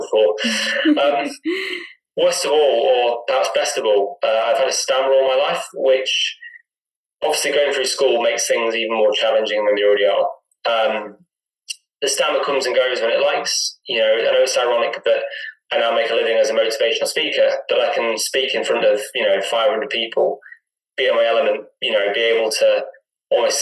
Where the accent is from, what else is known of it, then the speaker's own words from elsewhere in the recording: Chester, North West England, United Kingdom; moved away as an adult; now in Kendal, United Kingdom; I was brought up in Chester.